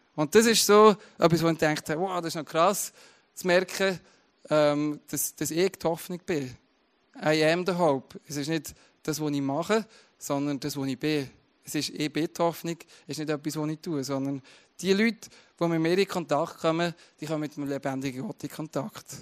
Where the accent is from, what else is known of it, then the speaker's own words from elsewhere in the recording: Switzerland; das ist meine Identität, oder Teil meiner Identität, dass ich Schweizer bin